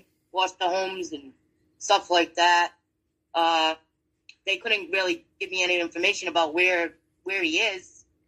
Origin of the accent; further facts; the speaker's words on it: Woonsocket, Rhode Island, United States; We're originally from Woonsocket, Rhode Island